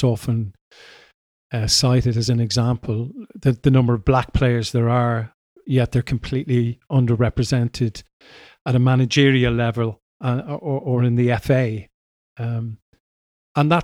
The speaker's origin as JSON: {"language": "English", "town": "Dublin", "region": "Leinster", "country": "Ireland", "tie": "born or raised there", "moved": "as an adult", "lives_now": "United Kingdom", "said": "I was brought up in Ireland, and in Dublin"}